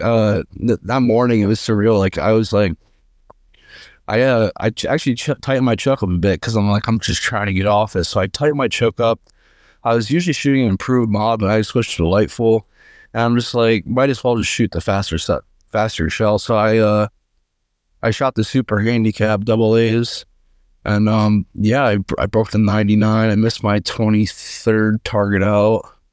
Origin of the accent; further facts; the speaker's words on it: Friendsville, Pennsylvania, United States; I'm from, uh, a town called Friendsville, Pennsylvania